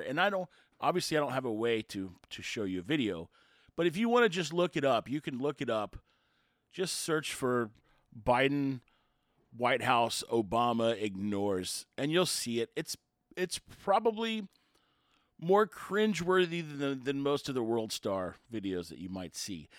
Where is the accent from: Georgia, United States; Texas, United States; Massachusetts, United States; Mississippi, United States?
Texas, United States; Houston; growing up outside Houston